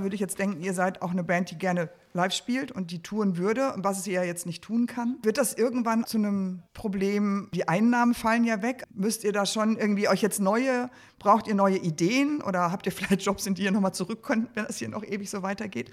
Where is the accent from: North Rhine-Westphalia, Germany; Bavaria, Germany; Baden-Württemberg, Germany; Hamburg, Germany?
North Rhine-Westphalia, Germany; Dortmund; ich komme halt aus Dortmund